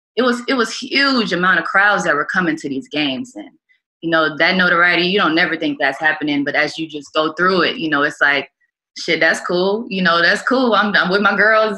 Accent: South Bend, Indiana, United States; I grew up in South Bend

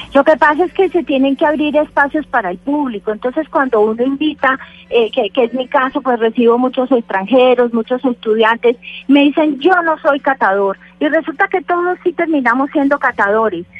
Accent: Manizales, Caldas, Colombia; born or raised there

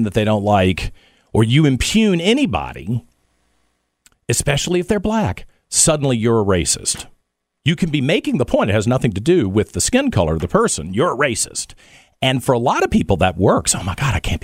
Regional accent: United States; I'm from the United States

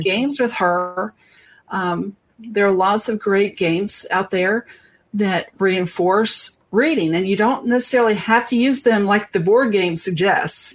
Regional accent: the South, United States; I'm from the South. We eat grits.

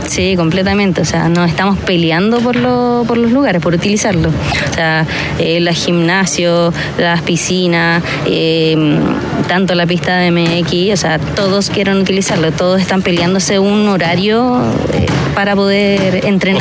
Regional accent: San Bernardo, Santiago Metropolitan, Chile; también como chilena eh, y san bernardina

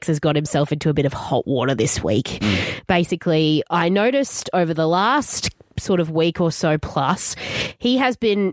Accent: Queensland, Australia; I thought we could have a crack at it as Queenslanders.

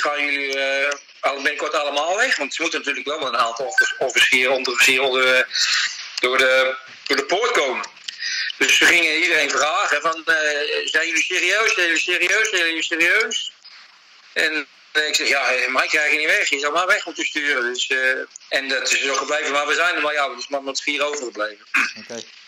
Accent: Utrecht, Netherlands; moved away as an adult; now in New South Wales, Australia; Ik ben geboren in Oudwijk

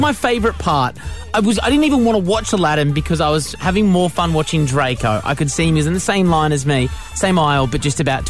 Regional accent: Geelong, Victoria, Australia; I grew up in Geelong.

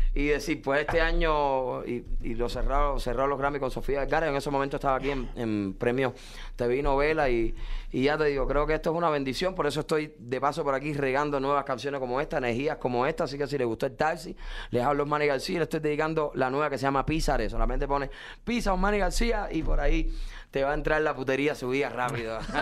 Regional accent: Cuba; now in United States; soy un cubano que me tocó emigrar

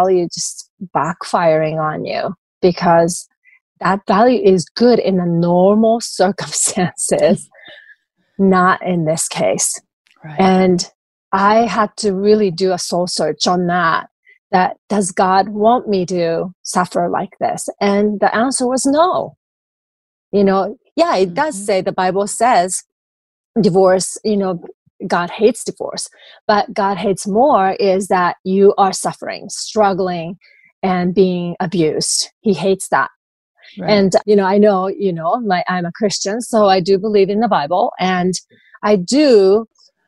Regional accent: Japan; moved away; I grew up in Japanese culture.

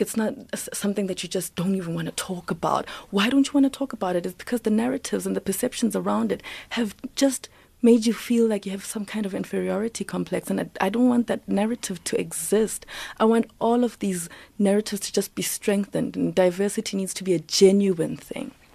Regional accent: South Africa; I'm black, I'm South African, I'm African

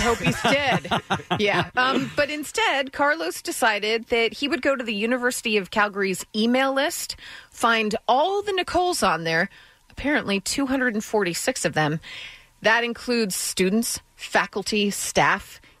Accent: Netherlands; Yeah. I'm from Holland. Yeah.

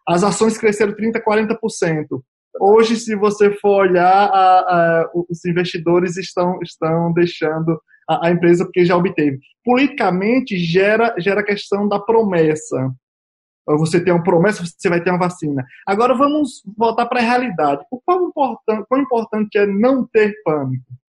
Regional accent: Brazil; nós somos brasileiros, nós temos memórias, memória curta.

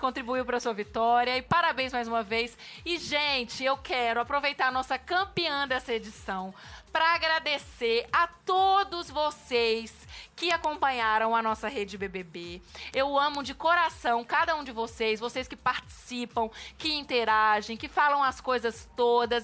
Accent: interior of Minas Gerais, Brazil; lá na minha cidade também, que é interior de Minas

